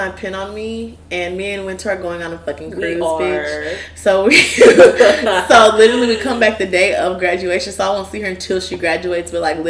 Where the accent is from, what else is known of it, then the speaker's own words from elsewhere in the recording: Houston, Texas, United States; I'm from Houston